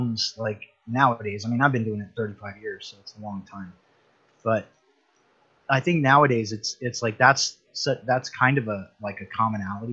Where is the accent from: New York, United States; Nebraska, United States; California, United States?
California, United States; Universal Studios lot; I grew up on the Universal Studios lot